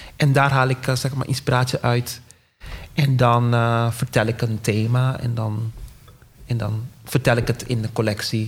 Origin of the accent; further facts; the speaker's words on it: Curaçao; ik kom uit Curaçao